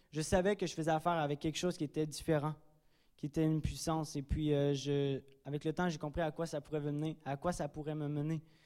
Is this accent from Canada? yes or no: yes; Drummondville, Quebec, Canada; moved away; je suis natif de Drummondville